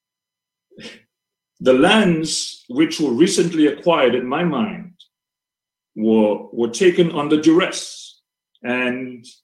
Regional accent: Wesley, Dominica; moved away as an adult; also born or lived in United States; I was born and bred in Wesley, a proud son of the son of Wesley. And went to school in Wesley

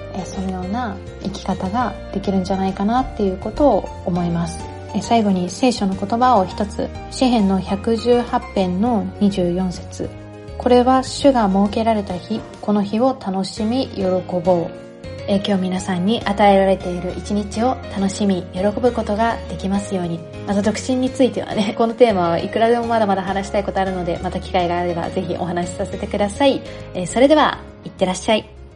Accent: Kansai, Japan; moved away as an adult; also born or lived in Kanto; 私は関西の出身ですから

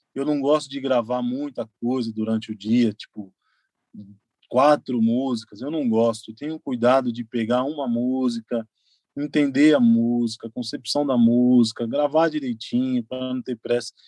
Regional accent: São Paulo, Brazil; eu saí da Zona Leste, lá, lá de São Mateus, estou na Zona Leste ainda

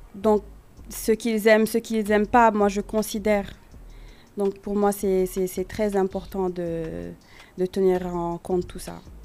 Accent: Senegal; also born or lived in United States / Quebec, Canada; now in Canada; j'ai grandi au Sénégal

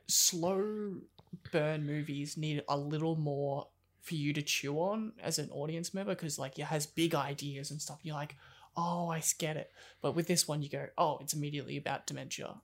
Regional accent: Australia

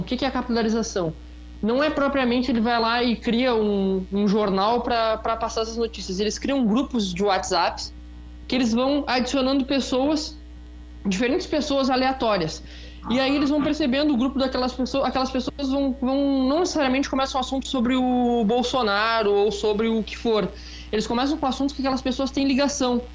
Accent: Rio Grande, Rio Grande do Sul, Brazil; aqui perto na cidade de Rio Grande, na verdade, minha cidade natal

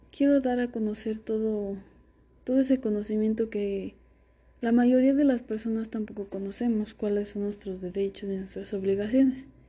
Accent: San Andrés Caltenco, State of Mexico, Mexico; nací en San Andrés Caltenco, Estado de México

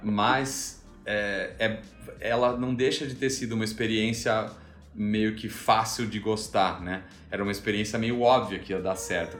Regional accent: Brazil; also born or lived in Melbourne, Australia; now in Indonesia; a gente não saiu do Brasil

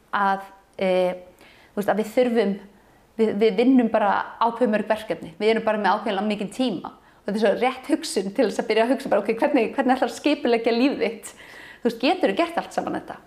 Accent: Kópavogur, Capital Region, Iceland; Ég er alveg upp upp á Vassenda við ellega vatn og þá var það bara falleg sveit.

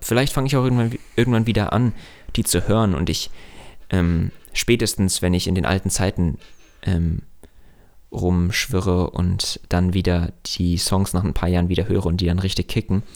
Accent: Hesse, Germany; bei uns in Hessen

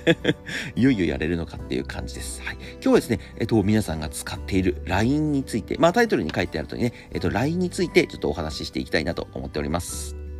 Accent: Tohoku, Japan; also born or lived in Akita Prefecture; now in Tokyo, Japan; 僕、は東北出身で

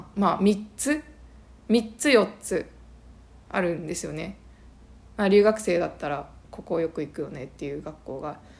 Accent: Japan; moved away as an adult; now in Canada; 私はその日本でずっと諦めていたことをもうこの際、ね、そのカナダに来てあの本当にもうゼロから始める

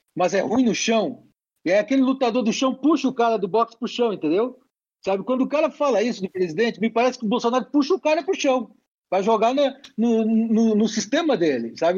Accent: Brazil; eu sou brasileiro

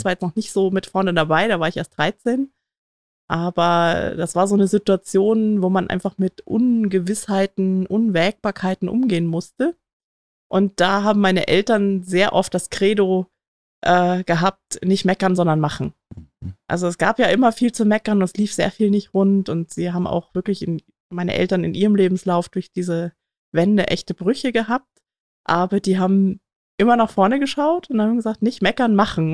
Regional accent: East Germany, Germany; ich bin im Osten groß geworden

